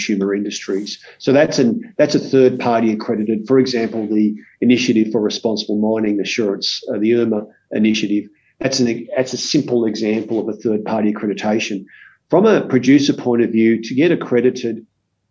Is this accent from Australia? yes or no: yes; Australia